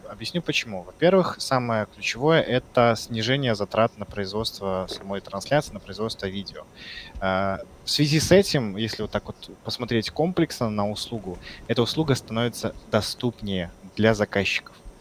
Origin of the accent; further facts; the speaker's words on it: Belarus; moved away as an adult; now in Yekaterinburg, Russia; Я вообще сам из Беларуси. И в июне 2017 э, года я приехал в Екатеринбург